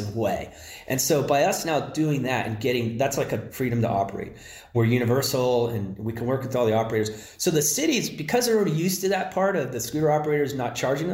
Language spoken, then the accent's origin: English; Palo Alto, California, United States; I'm from Palo Alto originally